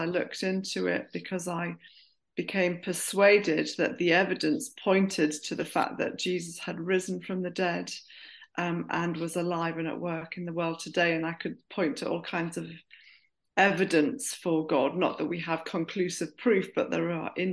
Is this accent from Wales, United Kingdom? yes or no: no; Durham, North East England, United Kingdom; moved away as an adult; also born or lived in Bristol; I grew up in Durham. I went to a comprehensive school in Durham.